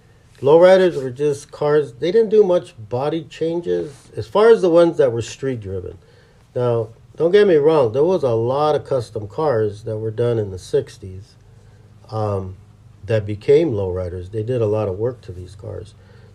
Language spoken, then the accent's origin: English; Los Angeles, California, United States; because I'm from East L.A.